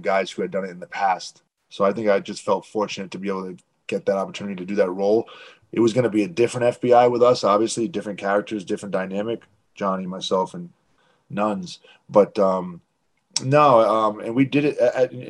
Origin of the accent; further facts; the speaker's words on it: Providence, Rhode Island, United States; I grew up in New England, Providence and suburbs of Providence